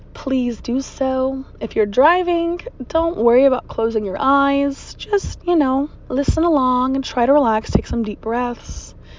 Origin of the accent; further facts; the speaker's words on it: Virginia, United States; born and raised in Virginia. I've lived here most of my life.